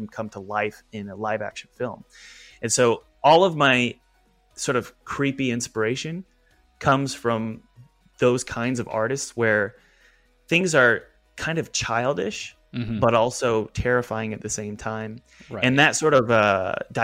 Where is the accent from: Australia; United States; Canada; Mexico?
United States; the Bible Belt, Southern United States; I grew up in the Bible Belt